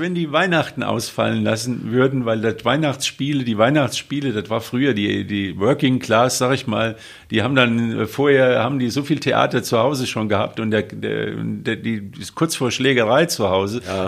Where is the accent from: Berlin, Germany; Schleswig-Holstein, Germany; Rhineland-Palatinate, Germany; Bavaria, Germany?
Rhineland-Palatinate, Germany; Westerwald; ich bin am Westerwald groß geworden